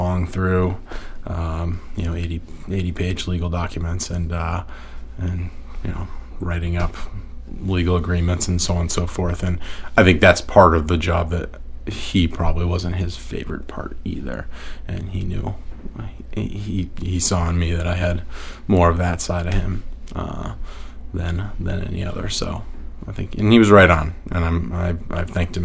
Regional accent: Newton, Massachusetts, United States; moved away; also born or lived in Cape Cod, Massachusetts / Lewiston, Maine; raised in the Boston area, Newton, Massachusetts

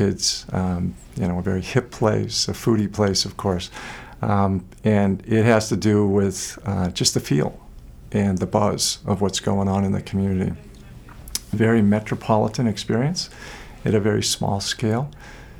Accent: Portland, Maine, United States; moved away as an adult; also born or lived in Vermont / Boca Raton; I remember growing up here in the late 70s

